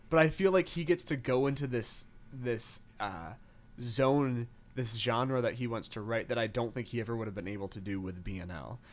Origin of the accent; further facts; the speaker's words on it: Western Michigan, United States; growing up in Western Michigan